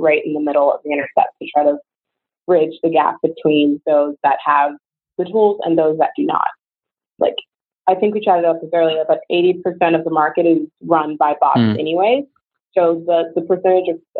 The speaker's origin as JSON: {"language": "English", "region": "Georgia", "country": "United States", "tie": "born or raised there", "moved": "as an adult", "said": "I grew up in Georgia"}